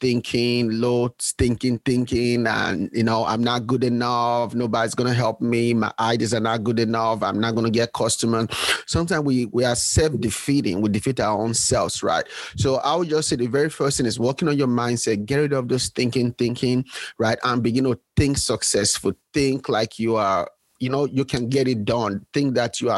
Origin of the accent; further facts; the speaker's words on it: Nigeria; moved away as an adult; now in United States; I was born and raised. I was born in Nigeria